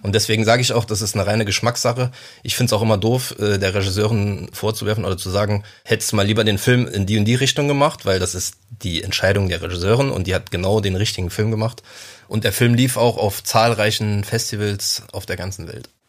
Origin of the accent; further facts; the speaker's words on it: Saarland, Germany; in meiner Jugend im Saarland